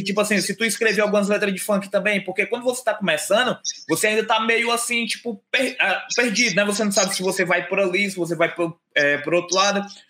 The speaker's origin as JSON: {"language": "Portuguese", "town": "Fortaleza", "region": "Ceará", "country": "Brazil", "said": "eu também sou daqui de Fortaleza, a gente é de Fortaleza"}